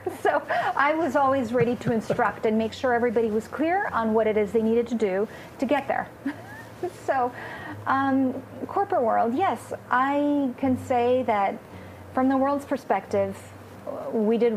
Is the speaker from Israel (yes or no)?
no; Romania; first language Romanian; English is a second language; moved away; also born or lived in Austria / Southeast Asia / France; I was born in Romania, so my birth language, Romanian, I'll probably never forget